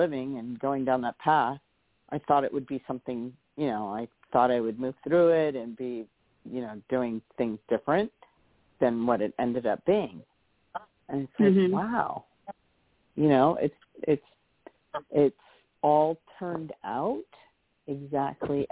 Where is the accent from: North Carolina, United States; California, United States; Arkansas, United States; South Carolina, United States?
California, United States; moved away; also born or lived in Hawaii; I'm originally from California. I moved to Hawaii. I never thought I'd ever move back here to California.